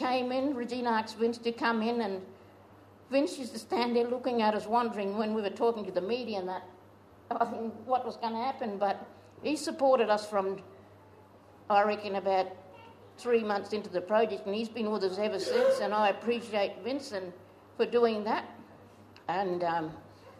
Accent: Hawker, South Australia, Australia; I was born in Mackenzie at Hawker and in 1956.

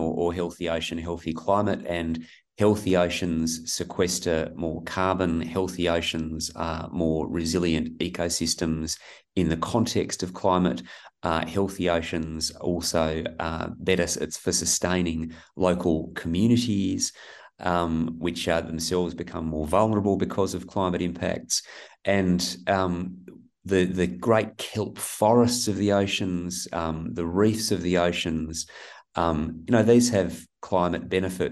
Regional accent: Perth, Western Australia, Australia; I'm a West Australian. I grew up in Perth

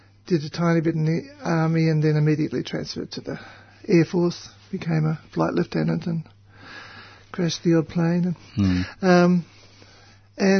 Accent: Melbourne, Victoria, Australia; also born or lived in Reservoir / Sydney / Brisbane / East Gippsland; We lived in East Melbourne and I was born not at home but up two blocks away at the Mercy Hospital

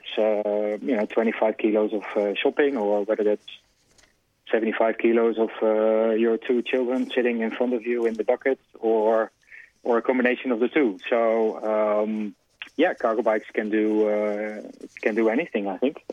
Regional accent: Netherlands; now in Australia; this is the type of cycling that I'm used to from the Netherlands. That's what I grew up with.

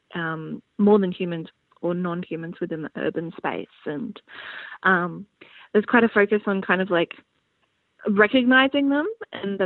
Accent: Brisbane, Queensland, Australia; moved away; I come from Brisbane

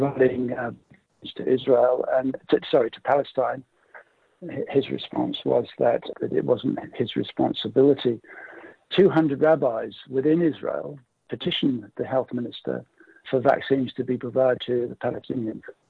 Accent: England, United Kingdom; moved away as an adult; now in Australia; I grew up in England. I'm from England. I came to Australia in 1980.

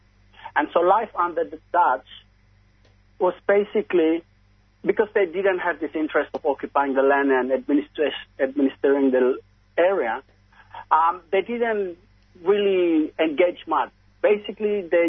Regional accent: Papua New Guinea; moved away as an adult; now in Australia; my family is as a refugee growing up in Papua New Guinea

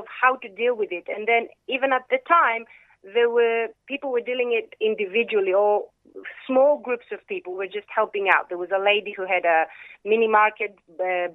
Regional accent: Thessaloniki, Central Macedonia, Greece; moved away; I come from Thessaloniki

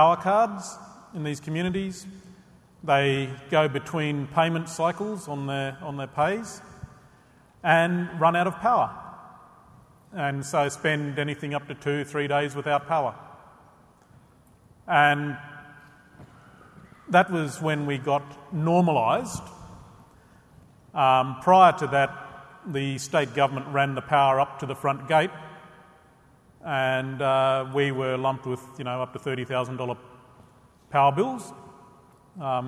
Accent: Western Australia, Australia; I'm from the desert, basically in the centre of Western Australia

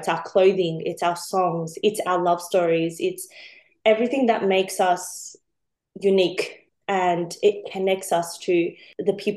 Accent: Sydney, New South Wales, Australia; growing up in Sydney

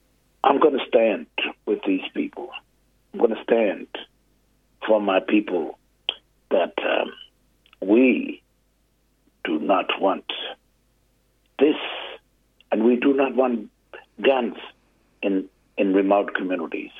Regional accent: Australia; I'm from Yundamore

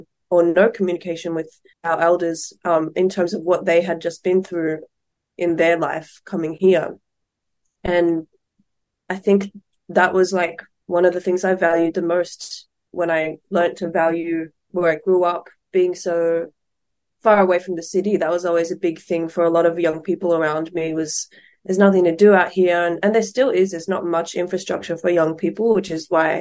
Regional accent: the Southeast, Victoria, Australia; I grew up in the Southeast, which I'll always rep forever

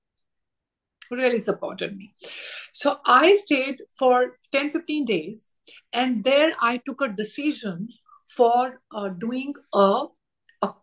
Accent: India; as an Indian female

